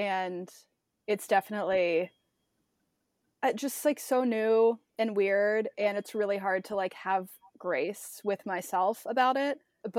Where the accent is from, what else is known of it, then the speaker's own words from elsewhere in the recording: Midwest, United States; now in Nashville, United States; Like growing up in the Midwest, I was super lucky to travel a lot, but I hadn't done a lot of the Southwest.